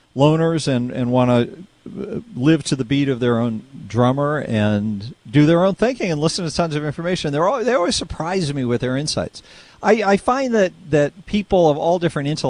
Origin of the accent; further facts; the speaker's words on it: Lexington, Massachusetts, United States; I grew up in Lexington, Massachusetts